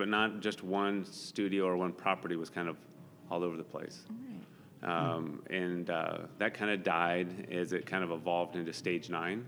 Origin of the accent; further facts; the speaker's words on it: Sacramento, California, United States; also born or lived in West Coast; I was born in Sacramento. We moved around all up and down the West Coast and ended up back in Sacramento, went to school here